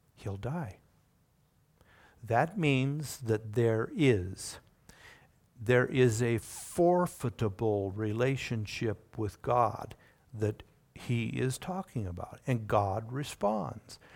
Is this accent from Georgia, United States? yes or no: no; Oregon, United States; also born or lived in Indiana; we moved from Indiana to Oregon. And we spent the next twenty-plus years in the Pacific Northwest.